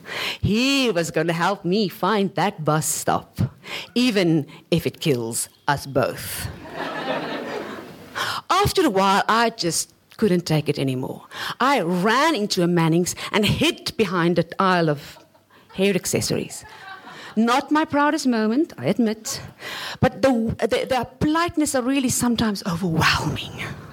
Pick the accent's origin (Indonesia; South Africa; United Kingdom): South Africa; moved away as an adult; now in Hong Kong; as a South African